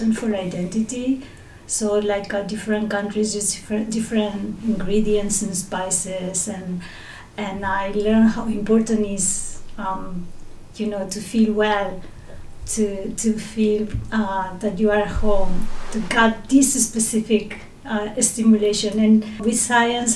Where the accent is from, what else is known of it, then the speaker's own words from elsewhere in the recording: Madrid, Community of Madrid, Spain; English is a second language; moved away as an adult; also born or lived in Reus, Spain / Barcelona, Spain; now in Japan; I was born in Reus, in Tarragona, in Spain, but I grew up in Madrid